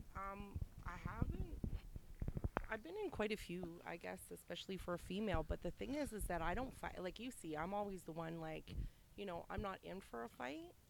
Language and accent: English; Toronto, Ontario, Canada; I'm from St. Jamestown